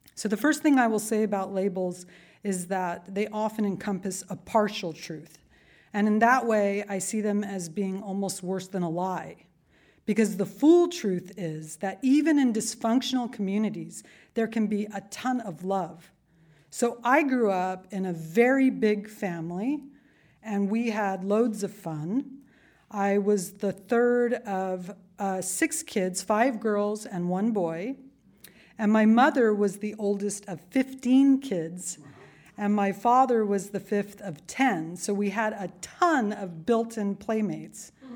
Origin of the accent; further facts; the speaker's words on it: Yuma Indian Reservation, southeastern California, United States; I was born on the Yuma Indian Reservation in southeastern California